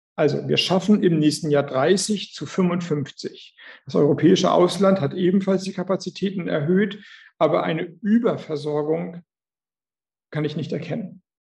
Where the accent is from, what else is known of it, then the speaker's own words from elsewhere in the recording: Schleswig-Holstein, Germany; Und ich komme aus Schleswig-Holstein